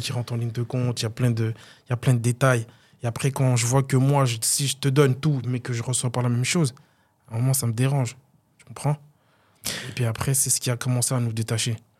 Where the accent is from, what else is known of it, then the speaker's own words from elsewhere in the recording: Vandœuvre-lès-Nancy, Grand Est, France; j'ai grandi à Dev